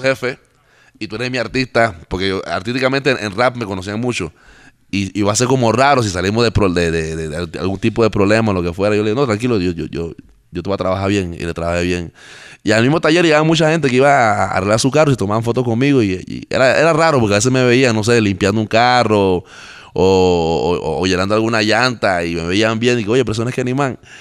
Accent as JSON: {"language": "Spanish", "country": "Panama"}